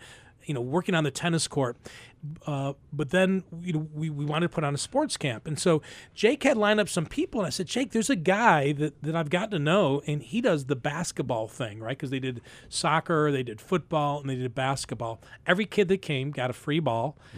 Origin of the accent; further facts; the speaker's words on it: Buffalo, New York, United States; we both grew up in the inner city, right here in Buffalo